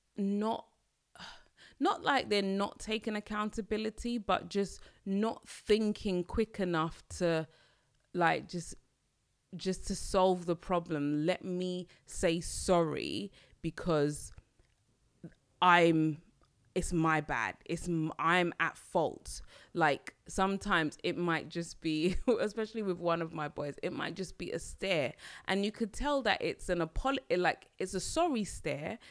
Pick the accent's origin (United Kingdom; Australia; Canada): United Kingdom; London; I'm a Londoner